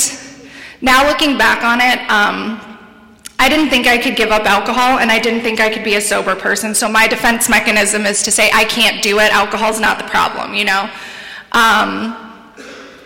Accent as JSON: {"language": "English", "town": "San Diego", "region": "California", "country": "United States", "tie": "born or raised there", "said": "I'm from San Diego, born and raised there"}